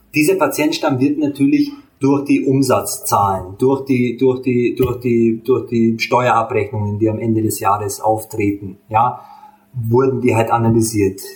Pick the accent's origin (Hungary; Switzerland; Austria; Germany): Hungary; ich bin Ungar